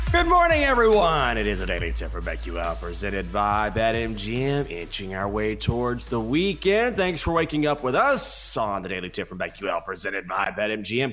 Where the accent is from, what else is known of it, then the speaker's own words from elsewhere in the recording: Texas, United States; I'm from Texas, and I grew up cheering for the Rangers